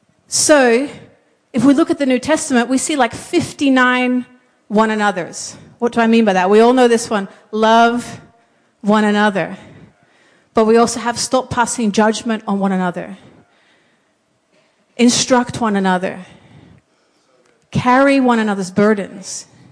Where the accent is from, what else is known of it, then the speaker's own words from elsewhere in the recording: Papua New Guinea; What most of you guys might not know is I grew up in Papua New Guinea as a missionary kid.